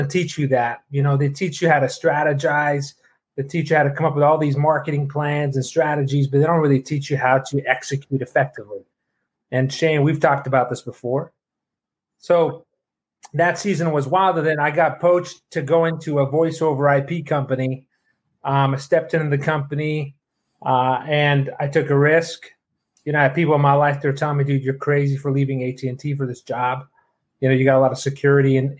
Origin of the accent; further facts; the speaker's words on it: Toronto, Ontario, Canada; moved away; I flew up to Toronto, my hometown